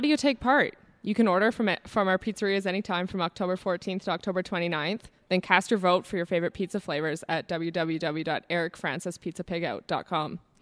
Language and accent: English; Calgary, Alberta, Canada; I grew up here in Calgary, Alberta